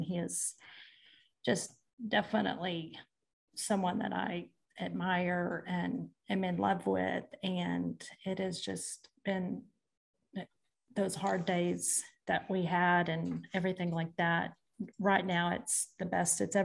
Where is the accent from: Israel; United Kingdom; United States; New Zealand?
United States; Hammon, Oklahoma; So I am from a small town in Washington, Oklahoma called Hammond, Oklahoma. I'm a farm girl.